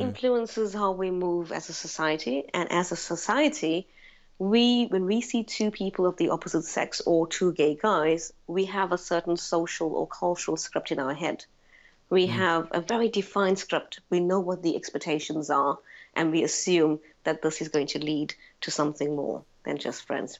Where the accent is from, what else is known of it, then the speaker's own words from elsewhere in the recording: South Africa; moved away as an adult; now in London, United Kingdom; I was born and raised in South Africa.